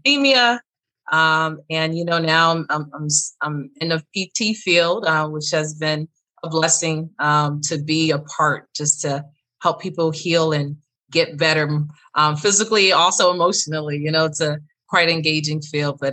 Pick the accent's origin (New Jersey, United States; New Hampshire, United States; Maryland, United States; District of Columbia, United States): New Jersey, United States; I was raised in Jersey and I'm the second of four. But, you know, for me, just growing up in Jersey was great